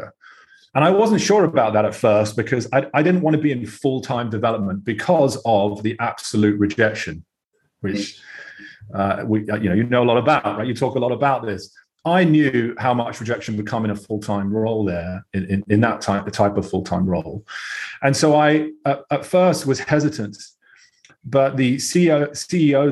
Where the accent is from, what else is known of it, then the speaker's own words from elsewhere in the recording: United Kingdom; accent: British; moved away as an adult; now in United States; Although I sound fairly British